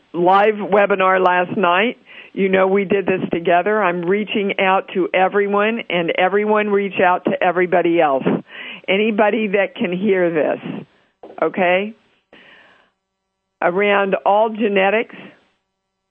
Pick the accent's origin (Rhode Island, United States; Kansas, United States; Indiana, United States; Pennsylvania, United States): Kansas, United States; Kansas is my home state.